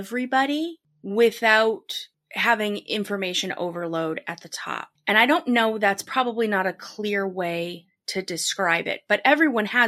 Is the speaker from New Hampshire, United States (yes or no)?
yes; New Hampshire, United States; I grew up in New Hampshire, a very small, very white state